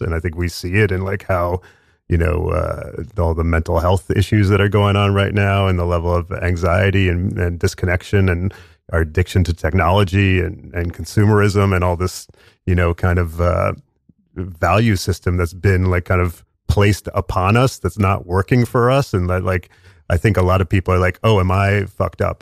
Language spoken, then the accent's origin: English; Westchester County, New York, United States; I, I grew up in suburbs of New York in Westchester County